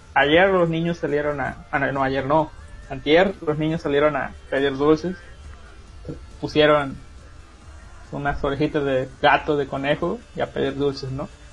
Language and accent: Spanish; La Huasteca, Mexico